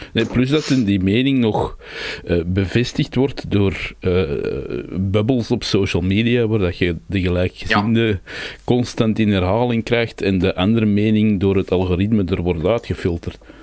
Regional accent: Brabant, Belgium; wij Brabanders

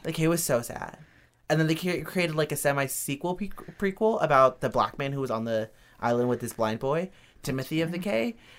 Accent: Reno, Nevada, United States; I grew up in Reno, Nevada.

